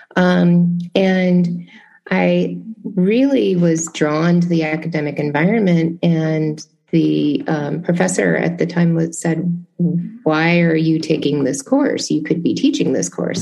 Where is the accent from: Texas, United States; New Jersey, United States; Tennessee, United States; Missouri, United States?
Tennessee, United States; Memphis; moved away; my hometown of Memphis